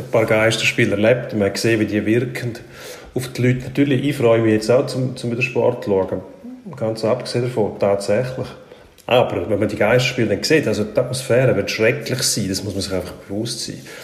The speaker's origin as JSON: {"language": "German", "country": "Switzerland", "said": "bei uns in der Schweiz"}